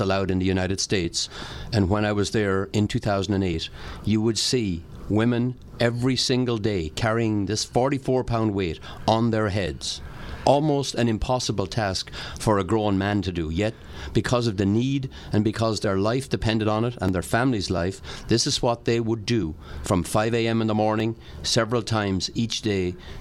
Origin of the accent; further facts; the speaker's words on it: Ireland; moved away; also born or lived in County Wexford; I was raised in Ireland, educated by the FCJ nuns in County Wexford.